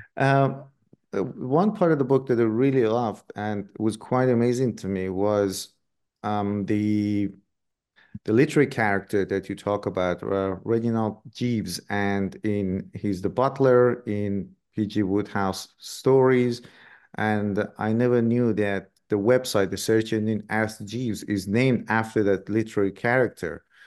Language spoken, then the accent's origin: English; Iran; moved away; I grew up in Iran myself